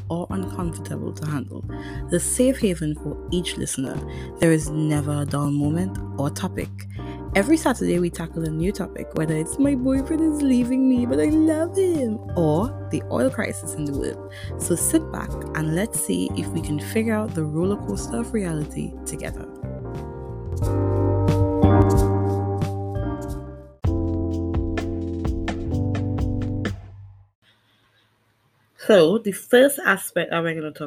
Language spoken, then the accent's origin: English; Bel Garden, Tobago, Trinidad & Tobago; I am from Belgarden